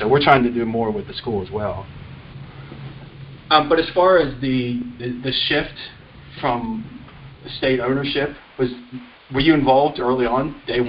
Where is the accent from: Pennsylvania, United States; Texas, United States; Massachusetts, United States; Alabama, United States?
Pennsylvania, United States; Mechanicsburg; moved away as an adult; I was born and raised in Mechanicsburg, moved, was gone 20 years, and came back a few years ago. I think it was fall of 2016.